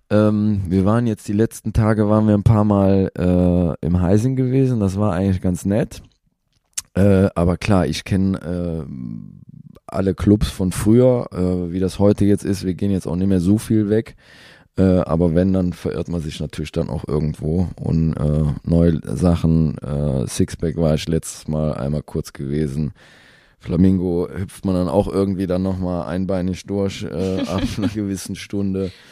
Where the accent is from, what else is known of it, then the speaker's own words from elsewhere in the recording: Cologne, North Rhine-Westphalia, Germany; Das darf ich, glaube ich, als Kölner gar nicht sagen.